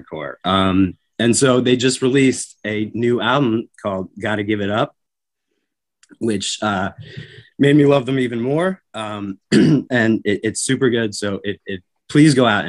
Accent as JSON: {"language": "English", "region": "Vermont", "country": "United States", "tie": "born or raised there", "moved": "yes", "said": "I grew up in Vermont"}